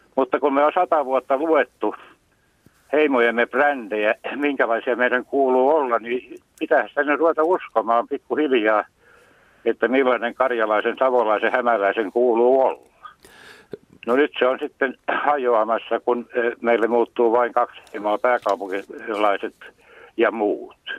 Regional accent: Karelia, Finland; moved away; also born or lived in Häme; itse olen karjalainen

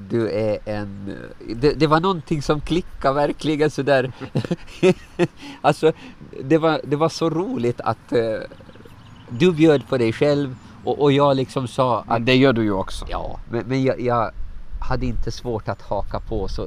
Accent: Åland, Finland; born there; var är en tryggare plats än där jag är född på Åland?

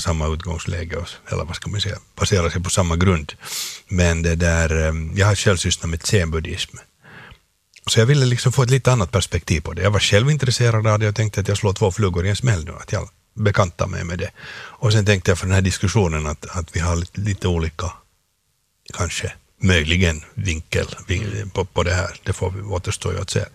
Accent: Finland; jag är en finlandssvensk eh, skådespelare

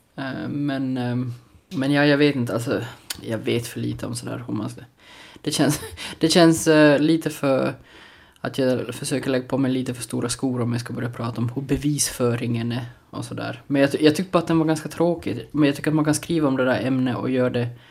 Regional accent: Larsmo, Ostrobothnia, Finland; Larsmo, eh, där jag är ifrån

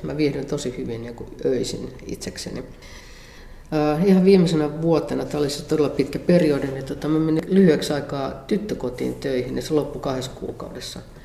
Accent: Perho, Central Ostrobothnia, Finland; moved away; mä oon syntynyt vuonna 1957 Perhossa Keski-Pohjanmaalla

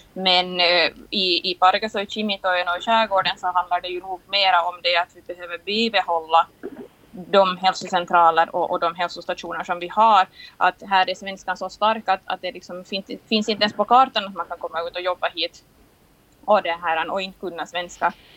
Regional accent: Nagu, Southwest Finland, Finland; Jag är ju själv från Nagö

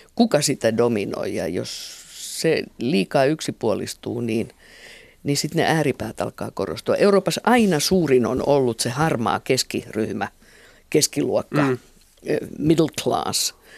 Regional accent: Finland

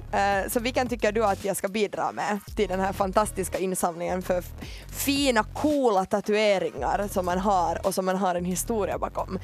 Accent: Ekenäs, Uusimaa, Finland; moved away; also born or lived in Ostrobothnia; jag är hemma från Ekenäs

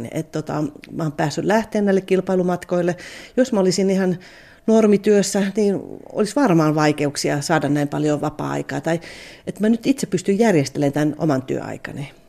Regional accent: Kanala, Finland; Kato, kun me ollaan Kanalasta, niin meillä oli neljä tyttöä

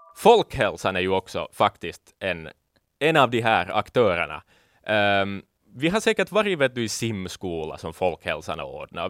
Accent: Finland; vi finlandssvenskar

